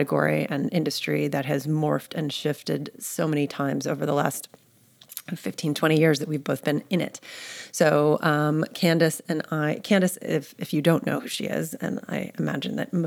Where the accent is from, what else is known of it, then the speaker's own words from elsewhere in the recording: New York, United States; moved away as an adult; now in Austin, United States; I'm born and raised in New York